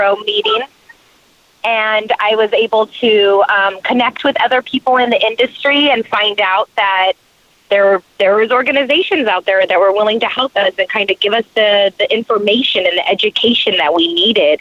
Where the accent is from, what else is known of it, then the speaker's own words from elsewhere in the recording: New Mexico, United States; I am from New Mexico.